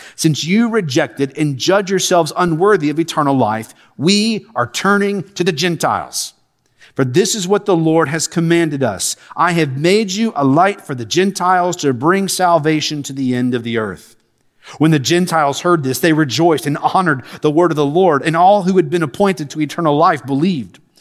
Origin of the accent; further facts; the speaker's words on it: Lexington, Kentucky, United States; moved away as an adult; now in Alabama, United States; I'm born and raised in Lexington.